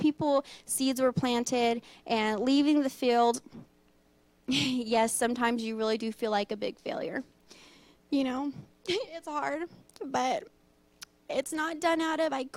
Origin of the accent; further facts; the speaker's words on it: Cajun, Louisiana, United States; also born or lived in Thailand; I'm Cajun.